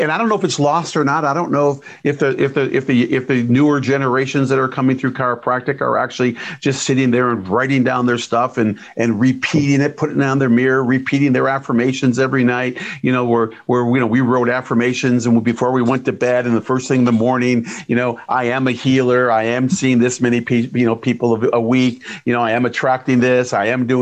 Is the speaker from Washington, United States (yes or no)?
no; Detroit, Michigan, United States; I'm from Detroit